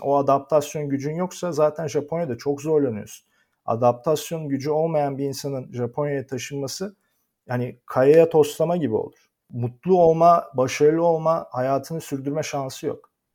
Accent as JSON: {"language": "Turkish", "country": "Turkey", "also_born_or_lived": "Netherlands", "moved": "as an adult", "lives_now": "Japan", "said": "ben bugün bir Türk olarak Türk, Türkiye'den dışarı çıktığım zaman gittiğim her yerde yabancıyım"}